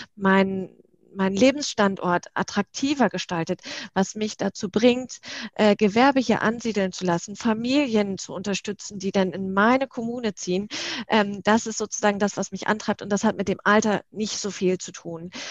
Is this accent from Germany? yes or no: yes; Northern Germany, Germany; now in Berlin, Germany; komme gebürtig aus dem Norden